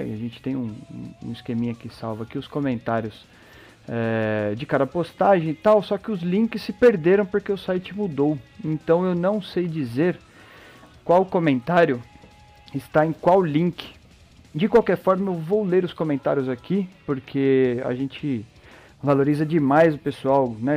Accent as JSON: {"language": "Portuguese", "country": "Brazil", "said": "Nós, como brasileiros"}